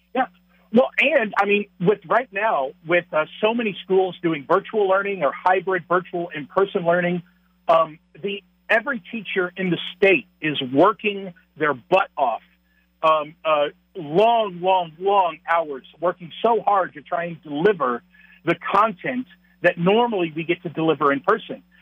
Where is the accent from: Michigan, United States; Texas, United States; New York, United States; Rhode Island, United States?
Texas, United States; moved away as an adult; now in La Crosse, United States; I am a Texan. I was born and raised in Texas, um, but we moved. Uh, my wife and I moved up north